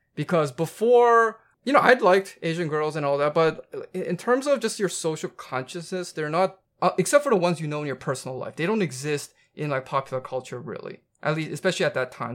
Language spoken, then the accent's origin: English; Vancouver, British Columbia, Canada; I'm from Vancouver